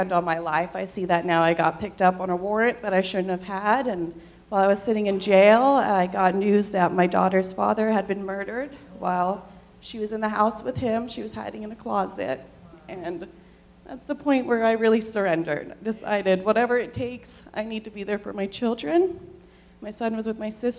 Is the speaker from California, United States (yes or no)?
yes; Southern California, United States; I'm from Southern California.